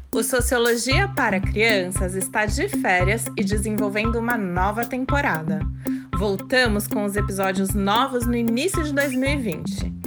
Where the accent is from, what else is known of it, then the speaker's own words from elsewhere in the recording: Brazil; enquanto brasileiros